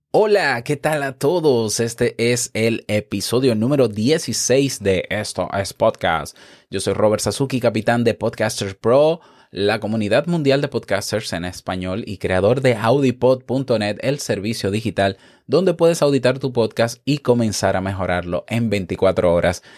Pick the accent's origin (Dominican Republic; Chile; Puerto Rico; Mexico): Dominican Republic; como decimos en mi país, República Dominicana, un maco